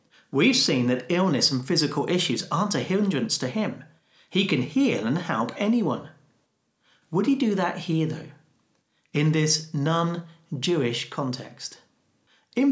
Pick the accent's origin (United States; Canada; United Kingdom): United Kingdom; as a Brit